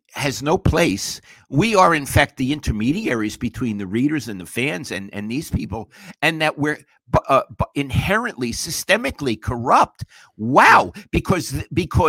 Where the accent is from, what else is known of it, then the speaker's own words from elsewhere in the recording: New York, United States; moved away; I'm a New Yorker